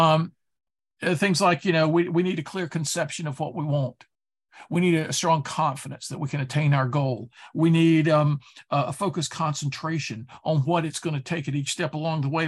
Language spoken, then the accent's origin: English; Durham, North Carolina, United States; I grew up in Durham, North Carolina